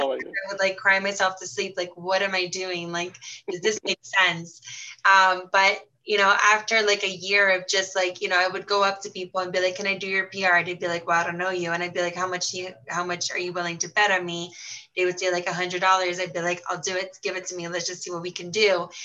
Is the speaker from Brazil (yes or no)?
yes; Brazil; moved away; I was born and raised in Brazil, Egyptian parents